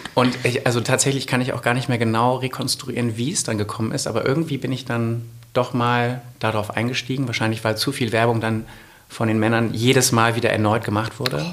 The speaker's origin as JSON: {"language": "German", "town": "Essen", "region": "North Rhine-Westphalia", "country": "Germany", "moved": "as an adult", "lives_now": "Munich, Germany", "said": "ich komme ursprünglich aus Essen und bin seit vier Jahren in München"}